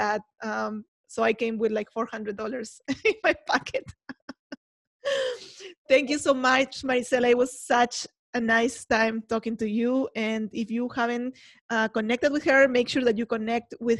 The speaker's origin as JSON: {"language": "English", "country": "Peru", "moved": "yes", "lives_now": "United States", "said": "as an immigrant myself, I am from Peru, if you don't know and you haven't heard my accent."}